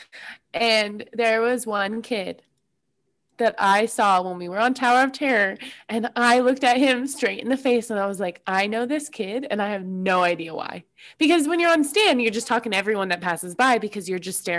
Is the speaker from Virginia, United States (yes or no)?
no; New Jersey, United States; I'm from Jersey